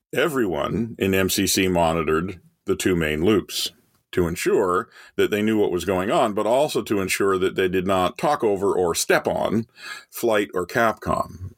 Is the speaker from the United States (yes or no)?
no; Canada; as a kid growing up in Canada